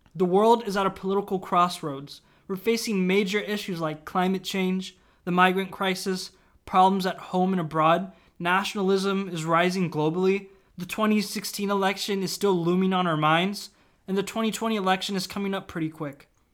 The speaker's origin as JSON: {"language": "English", "region": "Virginia", "country": "United States", "said": "I usually say Washington, D C, but technically I'm from Virginia"}